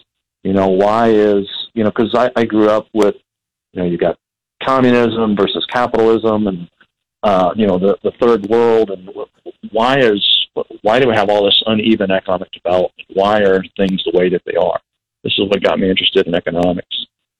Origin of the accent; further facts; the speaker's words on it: Texas, United States; I'm actually from Texas, grew up in Texas. My dad was a pastor, so we moved around a lot.